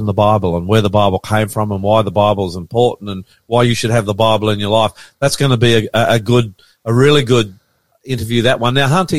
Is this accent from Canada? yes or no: no; Australia; now in Sydney, Australia; I'm the ….